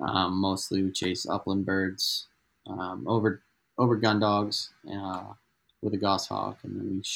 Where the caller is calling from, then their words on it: Albuquerque, New Mexico, United States; So I'm calling in from Albuquerque, New Mexico, which is like north central New Mexico.